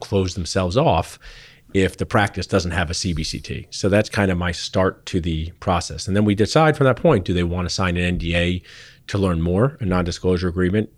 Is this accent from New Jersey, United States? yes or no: yes; Pennington, New Jersey, United States; moved away; I grew up in Central New Jersey where you could go Giants or Eagles